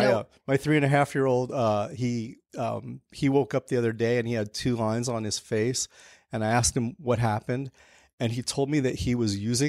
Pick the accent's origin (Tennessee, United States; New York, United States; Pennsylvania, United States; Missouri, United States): New York, United States; So I grew up in Hell's Kitchen, Chelsea in the 80s. And it was pretty rough back then.